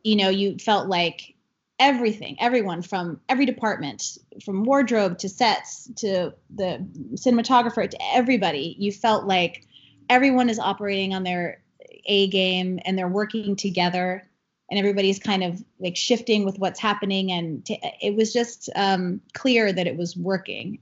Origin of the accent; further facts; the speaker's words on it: Long Island, New York, United States; I grew up on Long Island in New York